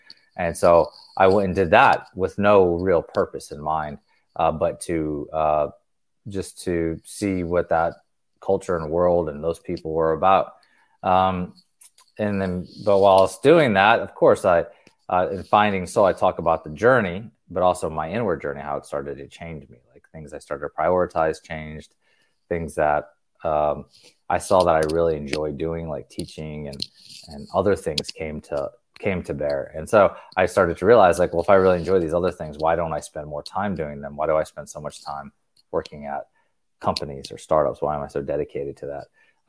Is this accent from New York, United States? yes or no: no; North Carolina, United States; born or raised there; also born or lived in Tennessee